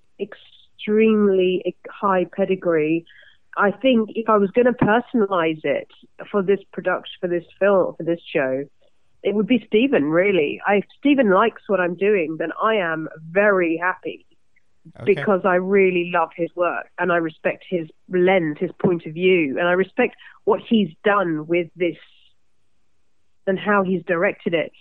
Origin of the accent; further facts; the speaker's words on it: London, United Kingdom; I'm so London in my actual personality. You know, I'm obviously born and raised in London